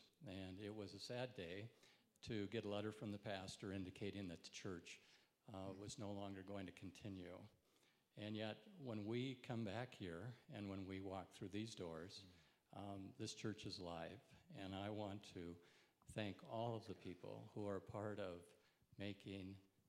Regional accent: southern Minnesota, United States; also born or lived in Dillon, Colorado / Saudi Arabia / Singapore; now in Dubai, United Arab Emirates; the church in my hometown in southern Minnesota, a church that I consider to be home for a long time

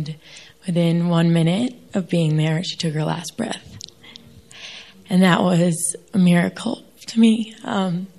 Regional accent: New York, United States; I'm from New York.

